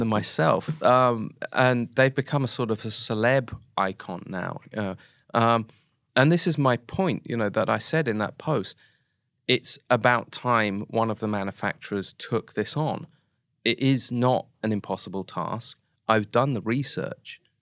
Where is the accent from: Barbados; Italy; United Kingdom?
United Kingdom; Oxford, South East England; moved away as an adult; now in Japan; I'm from Oxford in the U K